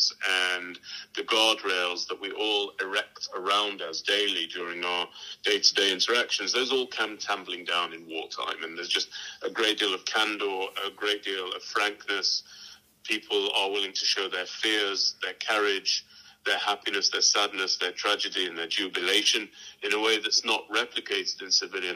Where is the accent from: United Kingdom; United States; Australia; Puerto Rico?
United Kingdom; moved away as an adult; now in Israel; I was born in Britain, and I was raised as an Orthodox Jew